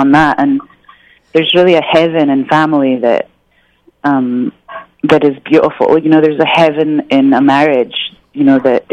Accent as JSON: {"language": "English", "region": "Scotland", "country": "United Kingdom", "said": "I'm from Scotland"}